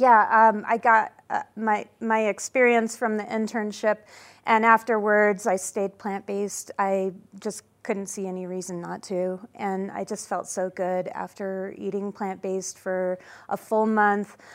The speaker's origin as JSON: {"language": "English", "town": "Denver", "region": "Colorado", "country": "United States", "tie": "born or raised there", "lives_now": "Edwards, United States", "said": "I'm a fourth generation Coloradan, and I grew up in Denver"}